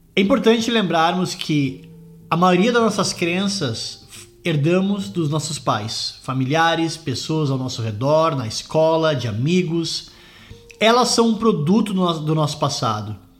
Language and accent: Portuguese; Brazil; moved away as an adult; also born or lived in London, United Kingdom; now in Scotland, United Kingdom; eu saí do Brasil em 2004, vim morar na Inglaterra, morei em Londres por 11 anos, hoje eu moro na Escócia